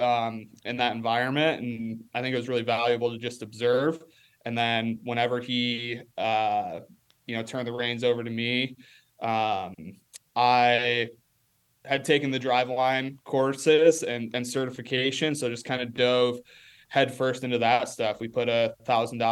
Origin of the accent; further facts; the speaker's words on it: Rock Falls, Illinois, United States; moved away; come back and coach on his sophomore baseball team there in my hometown